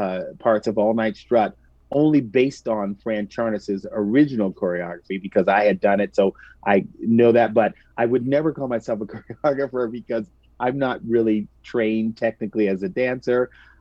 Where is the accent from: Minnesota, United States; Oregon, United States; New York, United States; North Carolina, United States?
New York, United States; And being a New Yorker, I had never experienced February in 70 degrees.